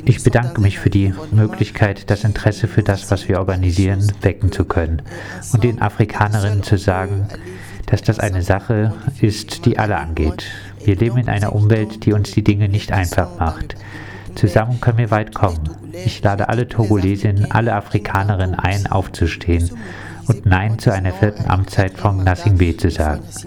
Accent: Togo; now in Germany; im Togo, meinem Geburtsland

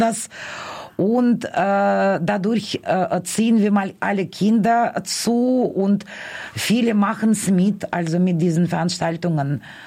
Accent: Moscow, Russia; German is a second language; now in Germany; mein Heimat, also mein Stadt, also wo ich ja geboren wurde

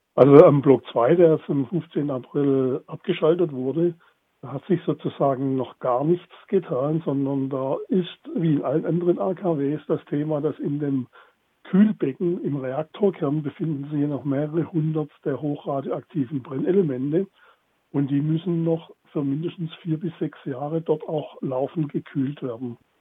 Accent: Baden-Württemberg, Germany; bei uns in Baden-Württemberg

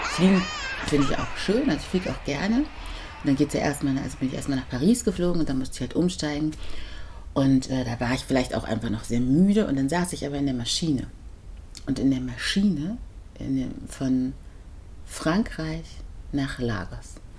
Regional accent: Germany; born or raised there

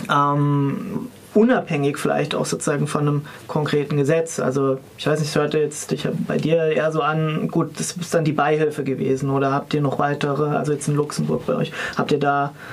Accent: Hesse, Germany; Ich komme aus Hessen und damals, als ich Abi gemacht hat, hatte ich das dort dann auch noch

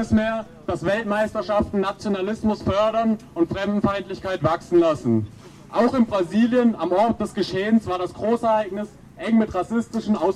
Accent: Albania

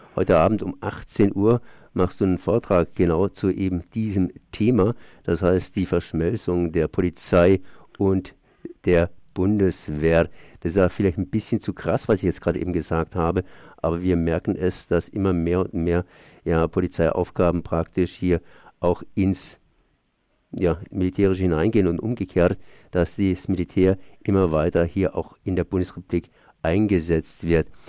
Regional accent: Germany; Bei uns in Deutschland

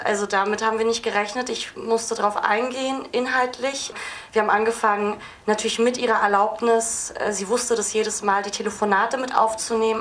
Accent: Berlin, Germany; ich bin Berlinerin

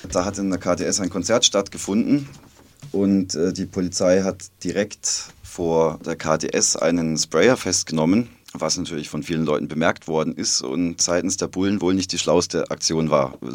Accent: Fribourg, Switzerland; Äh, ich komme aus Freiburg, das andere Freiburger. Und da habe ich mir gedacht, ich mache mal Freiburg-Freiburg.

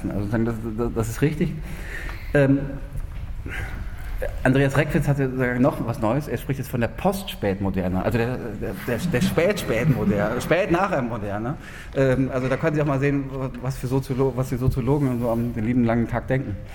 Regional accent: North Rhine-Westphalia, Germany; Ich weiß, ich meine, Sie wohnen jetzt hier alle im schönen äh, Freiburg. Ähm, ich komme aus dem, aus dem Ruhrgebiet.

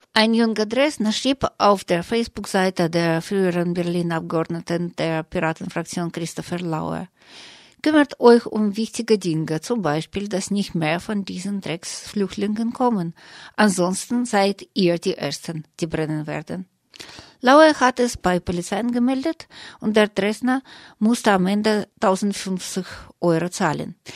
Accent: Russia; now in Germany; in Russland, wo ich herkomme, und auch hier in Deutschland, wo ich lebe

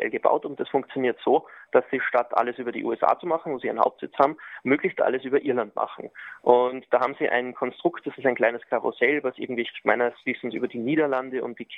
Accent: Austria; deswegen haben wir uns jetzt sozusagen als Österreicher nach dem irischen Recht gerichtet

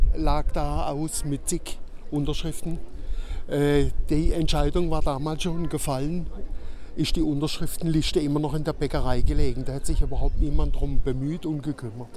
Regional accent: Kehl, Baden-Württemberg, Germany; bin Bürger der Stadt Kehl, bin geboren auch in Kehl

